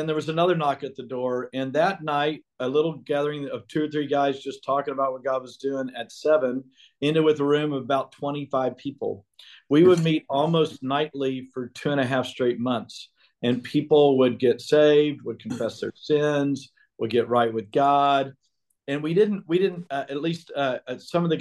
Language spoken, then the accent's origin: English; Beaumont, Texas, United States; where I grew up in Beaumont